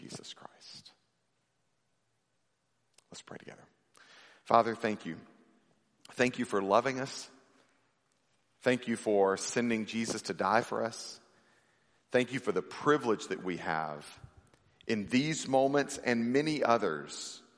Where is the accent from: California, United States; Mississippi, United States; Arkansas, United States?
Mississippi, United States; I grew up in Mississippi